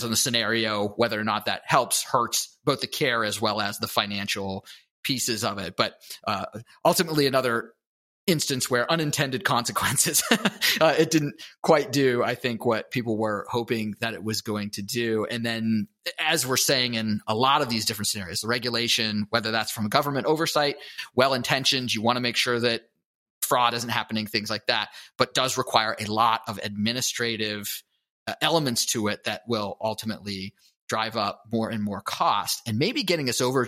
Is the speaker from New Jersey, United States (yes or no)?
no; Pittsburgh, Pennsylvania, United States; I'm from Pittsburgh